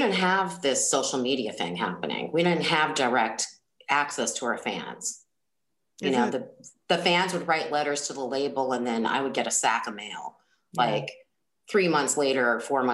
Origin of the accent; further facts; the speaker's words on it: Bay Area, California, United States; We're from the same area, right? So we're from the Bay Area. Music scene, Oakland, Berkeley kind of music scene